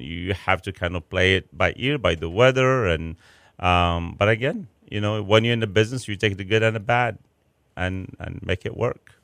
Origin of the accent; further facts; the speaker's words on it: Chicago, Illinois, United States; now in Houston, United States; I'm from Chicago.